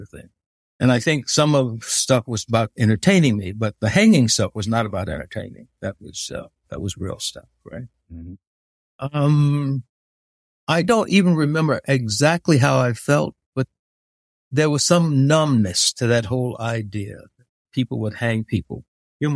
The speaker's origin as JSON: {"language": "English", "town": "Tulsa", "region": "Oklahoma", "country": "United States", "tie": "born or raised there", "also_born_or_lived": "Forest City, Arkansas / Kansas City, Missouri"}